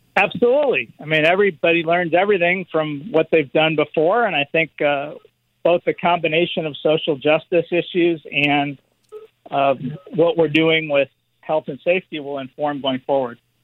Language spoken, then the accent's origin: English; Los Angeles, California, United States; growing up in Los Angeles